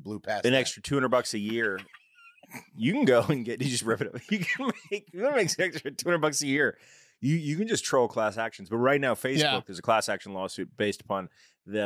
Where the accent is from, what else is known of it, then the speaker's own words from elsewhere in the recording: New Jersey, United States; Growing up in New Jersey